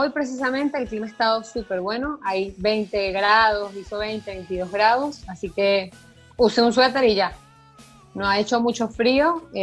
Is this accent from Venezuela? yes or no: yes; Venezuela; now in Buenos Aires, Argentina; una de las cosas que yo pensé cuando me fui de Venezuela es, sí, me encanta el periodismo, es un área muy linda, fue la que por un poco tiempo pude experimentar cuando estuve en Venezuela